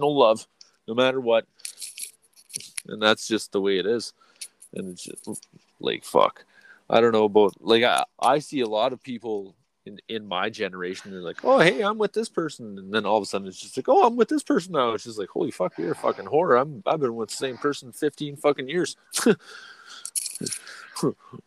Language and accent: English; Canada; We're fucking from Canada, eh?